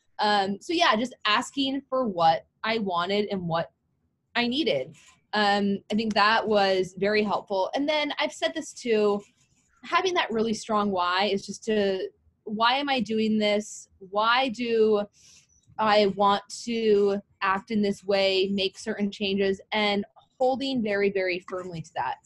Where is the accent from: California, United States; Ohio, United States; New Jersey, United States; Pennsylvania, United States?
California, United States; also born or lived in Oregon; I was from California